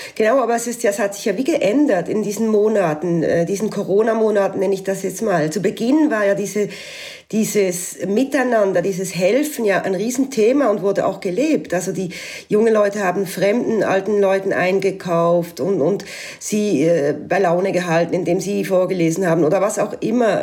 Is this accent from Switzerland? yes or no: yes; Switzerland; moved away as an adult; now in Alsace, France